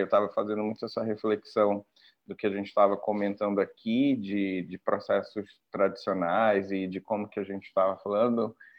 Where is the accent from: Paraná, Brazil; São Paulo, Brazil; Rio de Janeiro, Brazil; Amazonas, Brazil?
Amazonas, Brazil; Parintins; also born or lived in Manaus; eu nasci em Manaus, mas me criei no, em, no, em Parintins, no interior, em escola pública, et cetera, né? E aí depois eu retorno pra Manaus